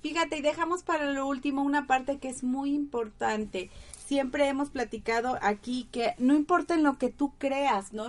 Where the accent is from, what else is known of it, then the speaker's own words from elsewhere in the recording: Tabasco, Mexico; de Tabasco. ¡Ay, de mi tierra!